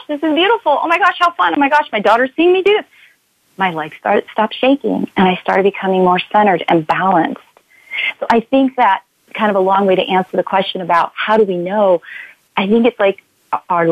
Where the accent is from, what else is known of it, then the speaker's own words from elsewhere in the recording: California, United States; I'm from California